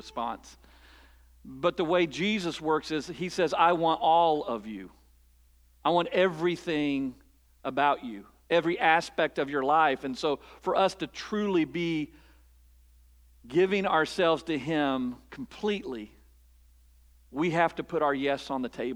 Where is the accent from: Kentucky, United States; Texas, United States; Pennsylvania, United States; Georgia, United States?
Kentucky, United States; Eastern; also born or lived in Mount Vernon, Ohio; I was born and raised in Eastern Kentucky, I have roots in Ohio